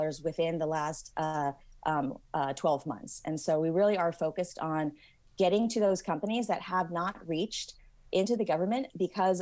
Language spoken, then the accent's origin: English; Silicon Valley, California, United States; I'm originally from the Silicon Valley